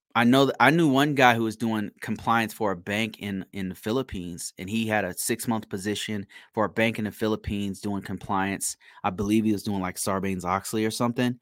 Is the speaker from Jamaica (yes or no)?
no; United States; I'm American and I'm black